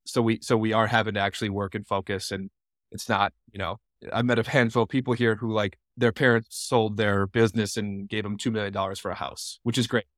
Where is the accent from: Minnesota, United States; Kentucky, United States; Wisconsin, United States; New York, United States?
Minnesota, United States; Lino Lakes; moved away as an adult; now in Jackson, United States; I was born and raised in a suburb of Minneapolis, Minnesota called Lionel Lakes, Minnesota